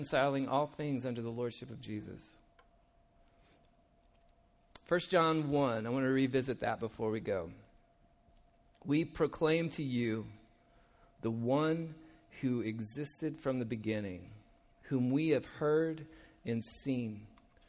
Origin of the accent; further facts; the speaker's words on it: United States; We're from the States, obviously. You can tell by our accents